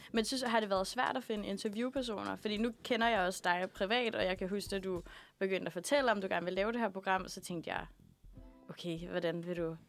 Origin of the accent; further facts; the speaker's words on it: Aalborg, North Denmark Region, Denmark; now in Copenhagen, Denmark; Jeg har været et uh, smut hjemme i Aalborg